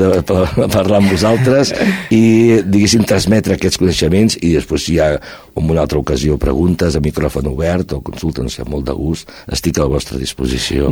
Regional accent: Barcelona, Catalonia, Spain; now in Cerdanyola del Vallès, Spain; estic aquí a Cerdanyola, eh, quasi bé sóc fill adoptiu, sóc de Barcelona, però fa molts anys que estic aquí

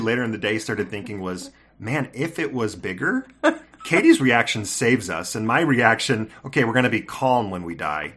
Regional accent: California, United States; moved away; I grew up in California

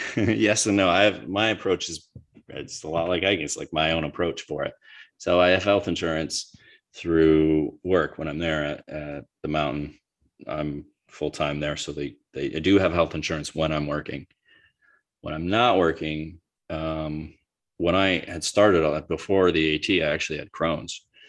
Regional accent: United States; I'm just as an American

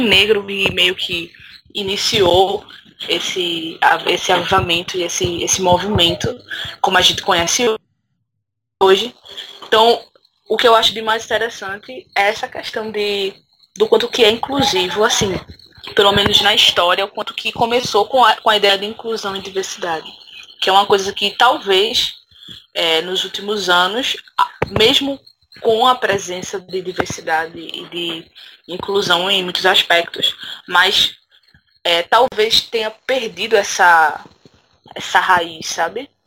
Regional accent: Recife, Pernambuco, Brazil; now in Paudalho, Brazil; eu sou de Recife, assim, fui, nasci em Recife, num, no subúrbio também, num bairro chamado

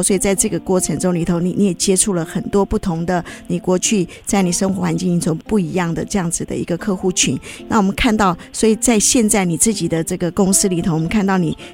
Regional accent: Taiwan; 我自己也是军人的后代，我父亲他在台湾娶了我的母亲客家人，那我们自己在这个眷村长大

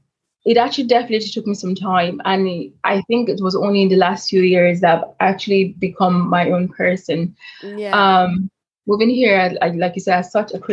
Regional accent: Nigeria; so I'm Nigerian and Irish. I was born in Nigeria, and growing up in Nigeria

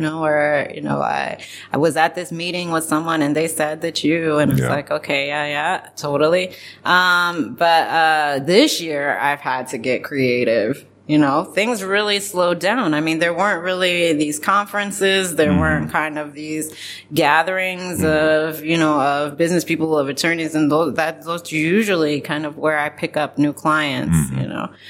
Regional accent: Columbus, Ohio, United States; moved away as an adult; also born or lived in Boston / Brooklyn, New York; now in Zagreb, Croatia; I'm from Ohio, like I mentioned before. I was born in Columbus, Ohio

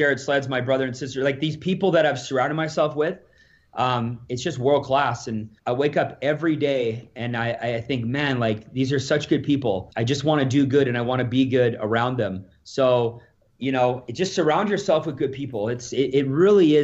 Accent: Alberta, Canada; I'm from Alberta here.

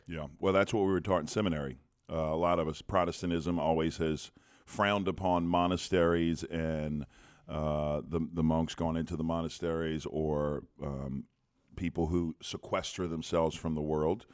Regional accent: United States

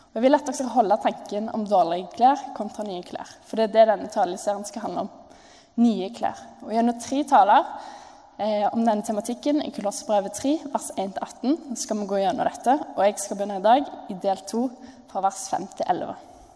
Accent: Jørpeland, Rogaland, Norway; moved away; jeg kom fra Jørpeland, eh, som er ut fra mine øyne verdens fineste plass. Det ligger eh, på innsida av Stavanger. Og hvis dere bor på Preikestolen, så er det et kvarter derfra.

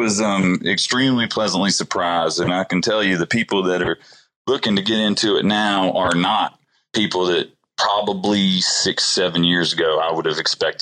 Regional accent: Alabama, United States; now in Colorado, United States; I'm from Alabama

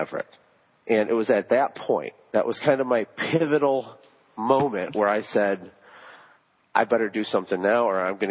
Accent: Flint, Michigan, United States; I was born in Flint, you know, where they're having the water crisis right now. That's my hometown

